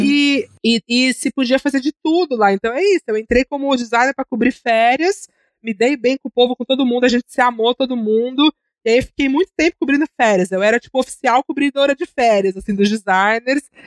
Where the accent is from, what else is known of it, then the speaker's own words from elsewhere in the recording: Santos, São Paulo, Brazil; now in São Paulo, Brazil; Eu sou de Santos